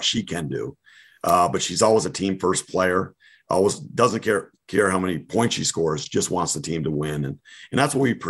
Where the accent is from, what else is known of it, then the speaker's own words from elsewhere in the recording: New England, United States; I'm from New England, so I talk a lot about Patriots